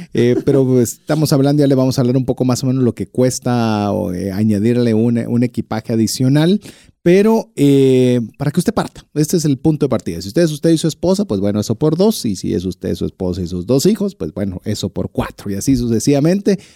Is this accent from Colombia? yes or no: no; Guatemala; como buen latino, buen guatemalteco, buen chapín